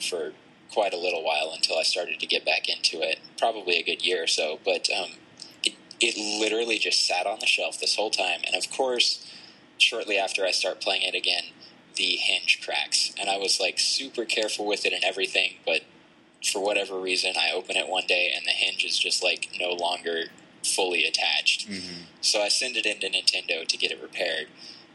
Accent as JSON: {"language": "English", "region": "Tennessee", "country": "United States", "said": "We're actually from Tennessee"}